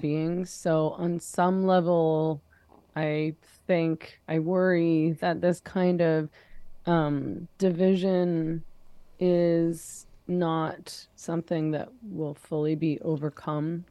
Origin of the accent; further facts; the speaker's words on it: Vancouver, British Columbia, Canada; I come from Vancouver